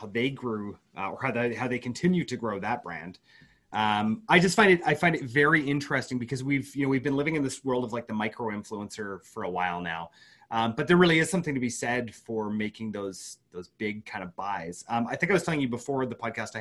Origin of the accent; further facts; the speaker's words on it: Canada; I'm Canadian